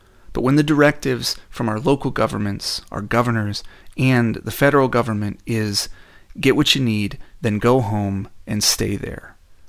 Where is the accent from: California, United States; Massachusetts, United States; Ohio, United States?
Ohio, United States; Dayton; here in my hometown of Dayton, Ohio.